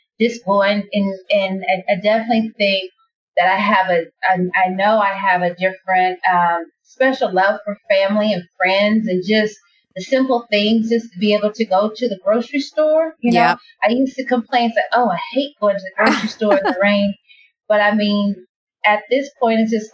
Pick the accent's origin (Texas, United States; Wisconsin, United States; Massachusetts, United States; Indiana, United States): Indiana, United States; Muncie; I am from Indiana, Muncie, Indiana, to be exact.